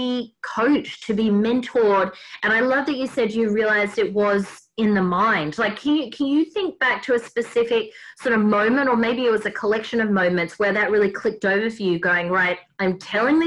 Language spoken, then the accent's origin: English; Australia; accent: Aussie Bogan; a nice Aussie Bogan accent.